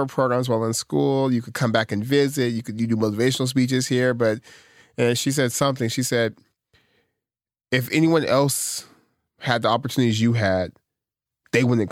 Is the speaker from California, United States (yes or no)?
yes; Stockton, California, United States; I'm from Stockton.